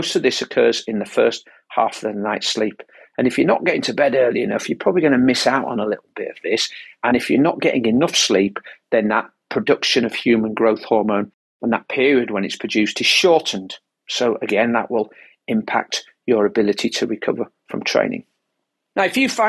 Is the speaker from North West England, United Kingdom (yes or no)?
no; Yorkshire and the Humber, United Kingdom; as a Yorkshireman